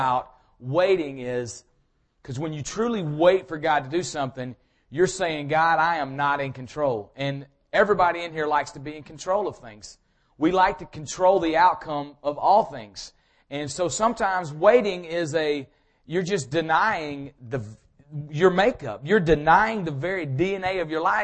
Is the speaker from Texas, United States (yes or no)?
no; Powder Springs, Georgia, United States; I grew up in this area. I'm from Powder Springs